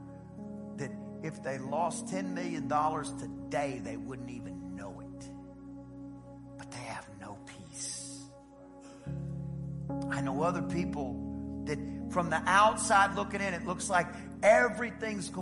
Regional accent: East Texas, United States; I'm from East Texas

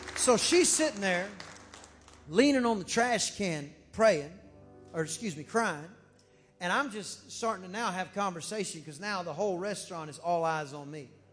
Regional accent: United States; I'm from America

